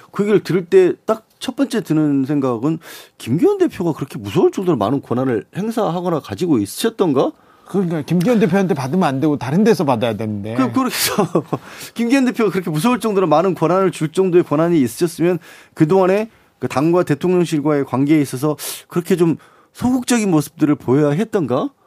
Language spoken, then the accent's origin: Korean; Suncheon, South Jeolla, South Korea; 제가 개인적으로 또 고향이 순천이다 보니까